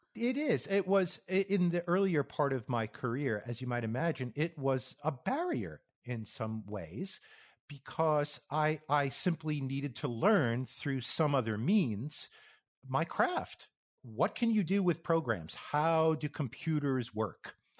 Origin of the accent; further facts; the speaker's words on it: New York area, United States; moved away as an adult; also born or lived in Phoenix, Arizona; I grew up in the New York area on the East Coast